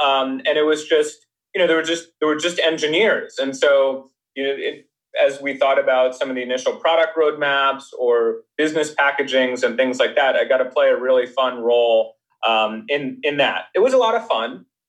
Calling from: Menlo Park, California, United States; I'm calling from sunny Menlo Park.

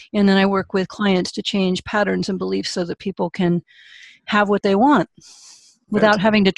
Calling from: California, United States; California, a little bit north of San Francisco, up in the redwoods and orchards.

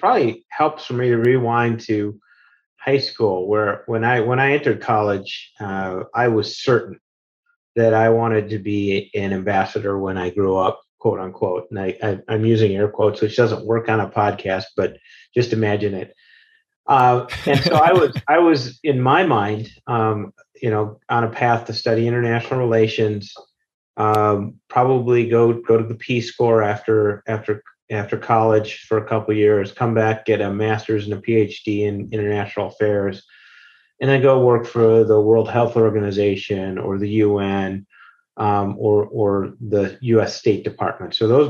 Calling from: Denver, Colorado, United States; I'm actually working from Denver, Colorado today.

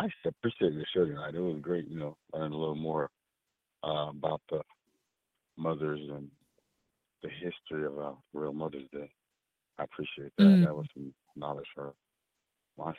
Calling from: Tallahassee, Florida, United States; I'm calling from Florida.

